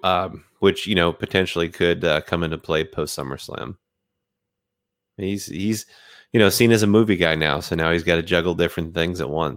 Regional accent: United States; also born or lived in South; I was actually born in the South, raised in New England, and then moved back to the South. So I've been all up and down the East Coast.

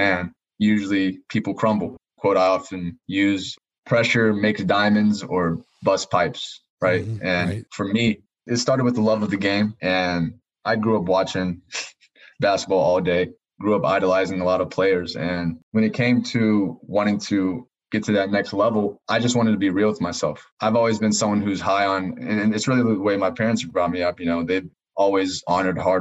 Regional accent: Greensboro, North Carolina, United States; I grew up in Greensboro, North Carolina

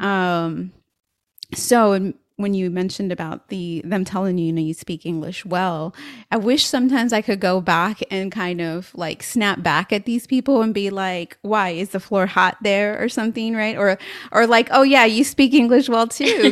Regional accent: San Antonio, Texas, United States; growing up in San Antonio, of course, Latinos are the majority

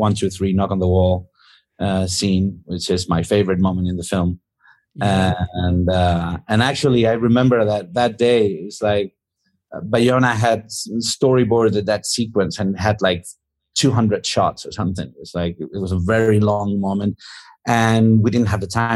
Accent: Spain; when we were growing up in Spain, it was like when we were kids during the late 70s and 80s

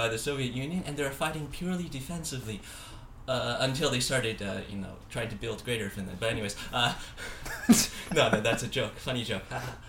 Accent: Taiwan; my parents are from Taiwan, and I just graduated college. I can play the. I'm gonna go back to my home country for a year and study Chinese.

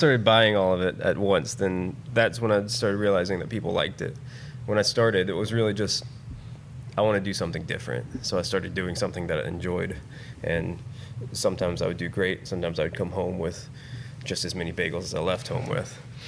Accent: Decatur, Alabama, United States; moved away as an adult; now in Huntsville, United States; I grew up in Decatur. I guess work brought me to Huntsville.

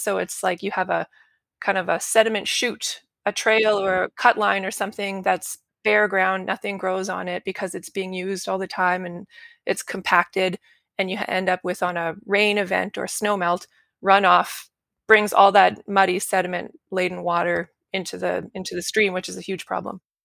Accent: Saskatchewan, Canada; moved away as an adult; now in Calgary, Canada; I grew up in Saskatchewan, which is in the prairies in Al-, in Canada. and I ended up in Alberta for university and work

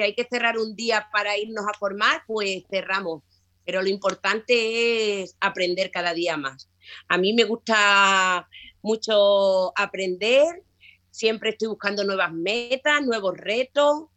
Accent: Higuera la Real, Extremadura, Spain; mi pueblo natal, Higuera la Real, es un pueblo al sur de Extremadura

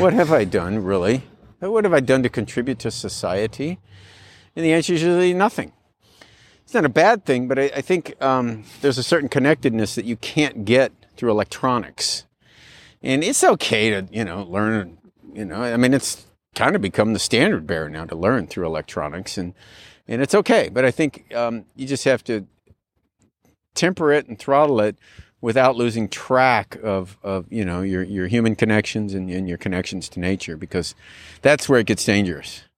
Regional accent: California, United States; also born or lived in Dallas, Texas; I was born in Dallas, Texas, and when I was eight years old, we moved out here. So, uh, I'm not a native Californian

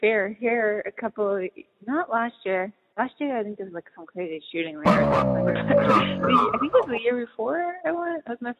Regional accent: Massachusetts, United States; I grew up like in Massachusetts, so I've been there.

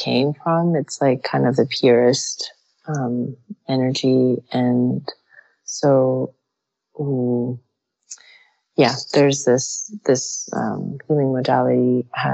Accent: United States; I was born in the United States, but my relatives in Iran

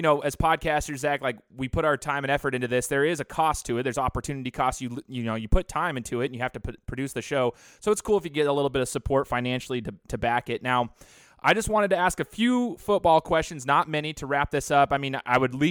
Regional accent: Boise, Idaho, United States; I'm a Boise State alum. You know, I went to school there, growing up around Boise State football

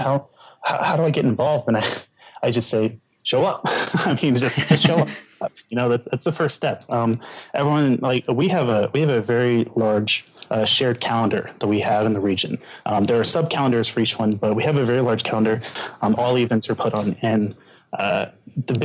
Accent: Denton, Texas, United States; I am from Denton, which is north of Dallas

